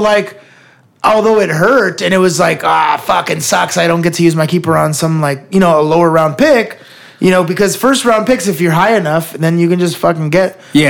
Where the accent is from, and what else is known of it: United States